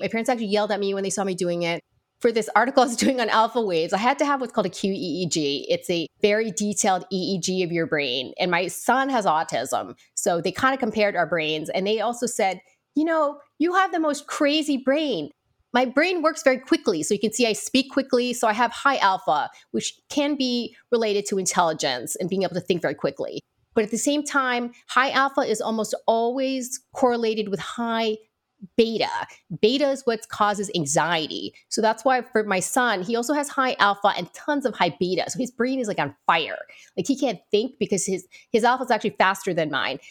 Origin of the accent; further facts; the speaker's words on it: Midwest, United States; growing up in the Midwest